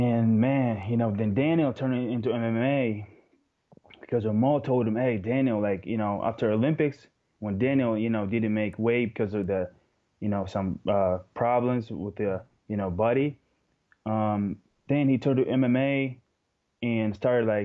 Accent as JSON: {"language": "English", "region": "Moscow", "country": "Russia", "tie": "born or raised there", "second_language": "English", "said": "I live in Moscow my whole life. I was born here and raised"}